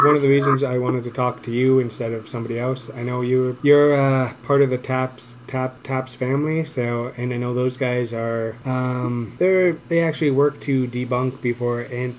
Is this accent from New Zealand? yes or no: no; London, Ontario, Canada; I'm from London, Ontario